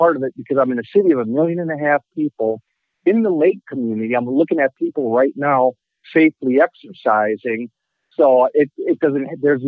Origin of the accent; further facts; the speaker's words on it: Milwaukee, Wisconsin, United States; I'm actually from Milwaukee and live in Milwaukee.